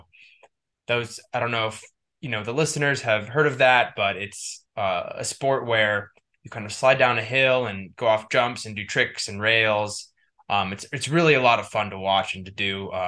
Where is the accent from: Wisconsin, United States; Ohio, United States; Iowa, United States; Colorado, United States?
Colorado, United States; Boulder; now in Salt Lake City, United States; I grew up in Boulder, Colorado, which is, I'm in Salt Lake City, Utah right now.